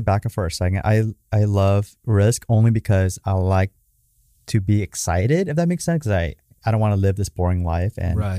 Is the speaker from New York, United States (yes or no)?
no; Garden Grove, California, United States; it's in Garden Grove, down the street where I grew up at and on Main Street.